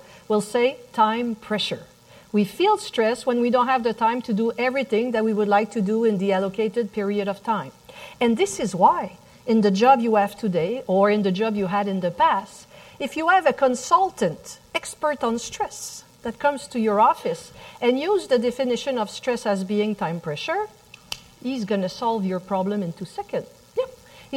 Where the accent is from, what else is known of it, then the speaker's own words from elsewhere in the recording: Montreal, Quebec, Canada; accent: French; English is a second language; the little French accent that you hear in the back, I'm from Montreal, Canada